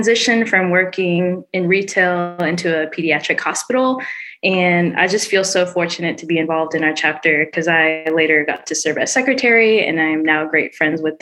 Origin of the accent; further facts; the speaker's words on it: Dallas, Texas, United States; I'm originally from Dallas